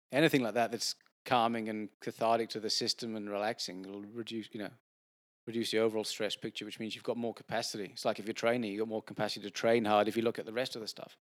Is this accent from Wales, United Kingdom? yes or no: yes; Wales, United Kingdom; now in Sydney, Australia; I grew up in Wales where it does rain a fair bit